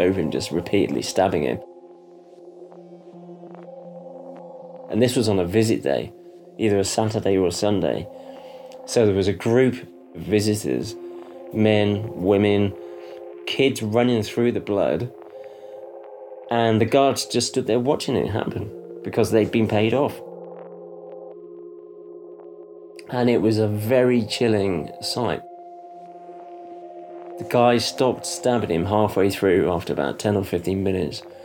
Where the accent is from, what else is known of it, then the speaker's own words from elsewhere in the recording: Stroud, South West England, United Kingdom; moved away as an adult; also born or lived in Cardiff; my hometown of Stroud